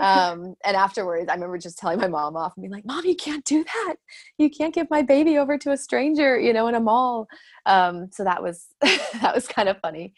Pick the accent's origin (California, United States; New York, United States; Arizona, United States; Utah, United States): Arizona, United States; moved away as an adult; also born or lived in London, United Kingdom / Dubai, United Arab Emirates; I'm from Arizona